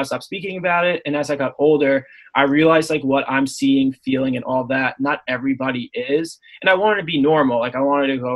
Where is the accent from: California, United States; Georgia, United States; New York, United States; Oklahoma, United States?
New York, United States; Long Island; I'm from Long Island. So my backyard's like woodsy and stuff